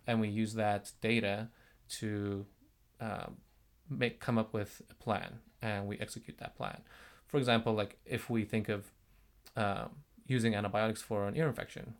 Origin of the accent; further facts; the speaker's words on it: South Korea; moved away as an adult; now in United States; I am from South Korea